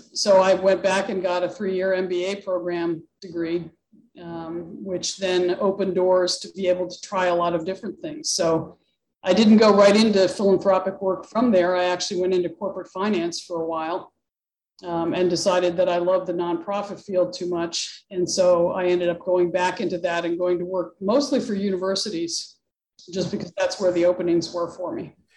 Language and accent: English; Pittsburgh, Pennsylvania, United States; now in New Hampshire, United States; I grew up near the Pittsburgh area, actually. So not in New England at all